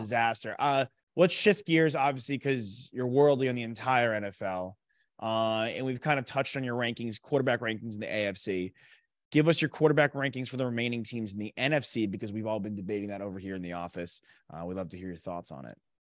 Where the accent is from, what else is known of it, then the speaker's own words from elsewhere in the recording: New York, United States; I'm from New York